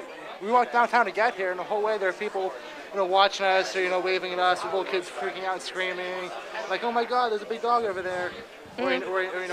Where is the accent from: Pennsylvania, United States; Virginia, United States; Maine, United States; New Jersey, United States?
Pennsylvania, United States; I'm from Pennsylvania